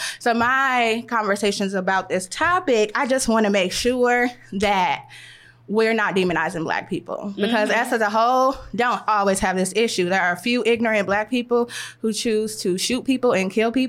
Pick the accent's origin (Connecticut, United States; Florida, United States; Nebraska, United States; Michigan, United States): Michigan, United States; Detroit; I'm from Detroit, and I'm from a city that has a lot of crime